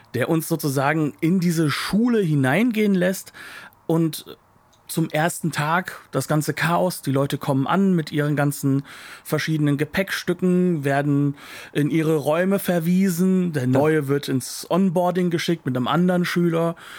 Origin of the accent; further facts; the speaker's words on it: Germany; als Deutscher